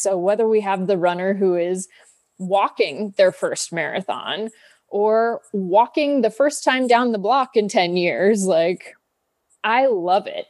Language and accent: English; Kansas City, United States; I grew up in Kansas City, so very Midwestern upbringing